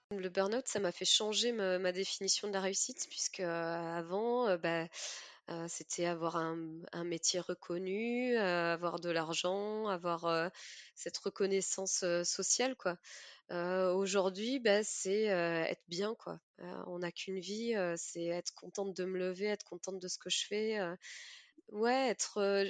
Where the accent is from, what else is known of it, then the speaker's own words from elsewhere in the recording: Mimizan, Nouvelle-Aquitaine, France; moved away; also born or lived in Australia; Alors moi, j'ai grandi à Mimizan, donc Mimizan et Contis, une petite ville des Landes en bord de mer